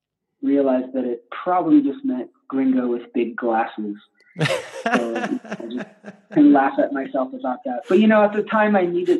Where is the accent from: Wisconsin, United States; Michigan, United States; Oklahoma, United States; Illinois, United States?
Michigan, United States; Detroit; I grew up in the Detroit area